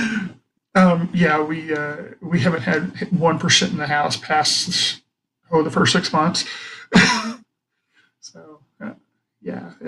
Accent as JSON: {"language": "English", "region": "the South", "country": "United States", "tie": "born or raised there", "also_born_or_lived": "Arizona", "moved": "yes", "said": "I grew up in the South"}